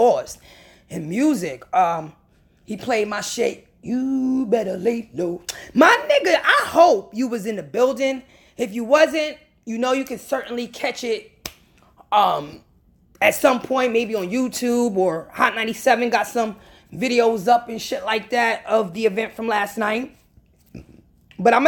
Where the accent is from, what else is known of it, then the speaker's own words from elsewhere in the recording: New York, United States; I'm from New York